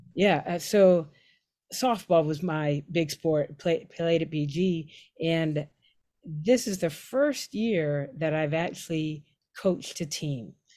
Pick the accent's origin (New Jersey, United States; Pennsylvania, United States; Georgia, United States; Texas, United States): Pennsylvania, United States; Pittsburgh; moved away as an adult; I'm from Pittsburgh